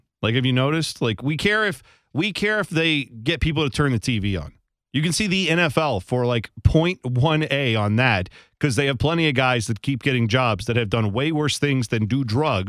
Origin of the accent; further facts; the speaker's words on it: Ohio, United States; no, we're from Ohio.